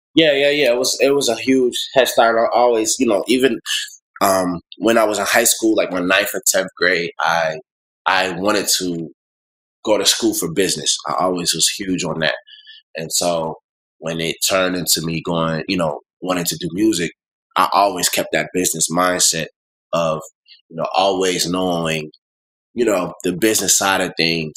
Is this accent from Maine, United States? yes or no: no; Buffalo, New York, United States; moved away as an adult; also born or lived in Clinton, Maryland; now in Atlanta, United States; I grew up in Buffalo, New York. Went to you know high school and everything there